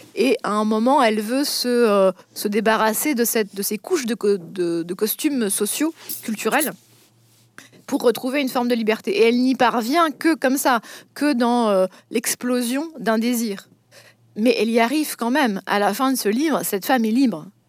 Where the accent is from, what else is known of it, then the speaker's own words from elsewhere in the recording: Vosges, Grand Est, France; je viens des Vosges, donc je peux tout à fait parler de la vie, des, de la vie en province aussi